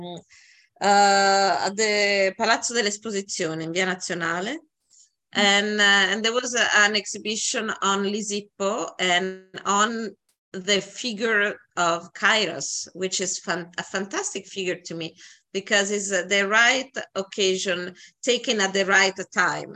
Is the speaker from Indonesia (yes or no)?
no; Italy; moved away as an adult; now in New York City, United States; coming from Italy